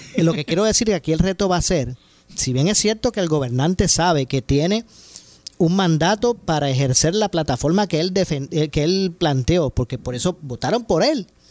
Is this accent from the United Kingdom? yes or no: no; Puerto Rico; seguimos siendo todos los puertorriqueños y los que residen en esta isla